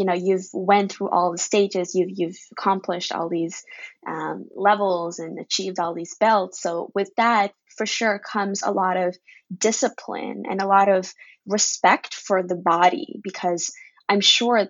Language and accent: English; Ukraine; I grew up in Ukraine, and I was surrounded by lots of European people, and usually I was the only Asian in my class growing up.